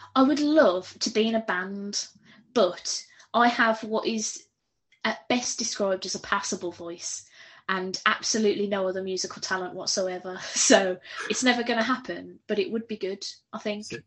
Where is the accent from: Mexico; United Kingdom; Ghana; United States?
United Kingdom; I'm very British